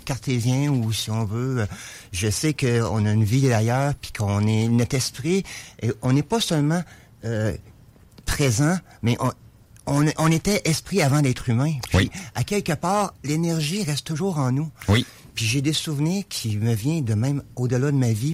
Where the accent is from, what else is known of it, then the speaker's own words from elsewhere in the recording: Lévis, Quebec, Canada; je suis de Lévis